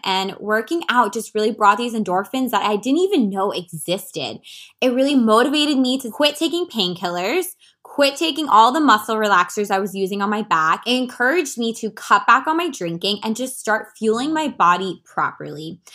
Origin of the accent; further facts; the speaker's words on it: Washington, District of Columbia, United States; moved away as an adult; also born or lived in California; leave my hometown, move across country to become a full-time health and wellness coach